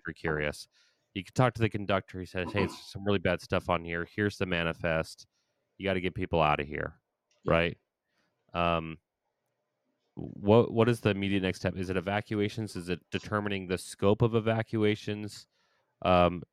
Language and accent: English; Ohio, United States; I'm from Ohio